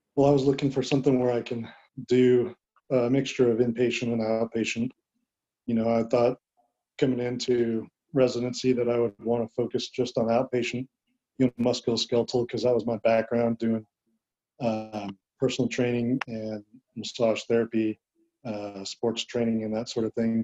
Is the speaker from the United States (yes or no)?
yes; Southern California, United States; moved away as an adult; also born or lived in Huntington Beach, California / Dallas, Texas; I'm from Southern California. I went to high school in Huntington Beach